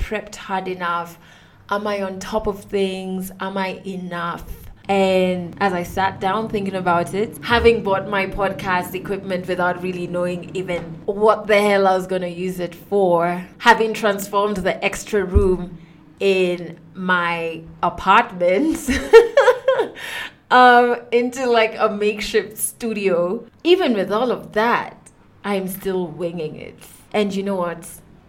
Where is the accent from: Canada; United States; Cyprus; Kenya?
Kenya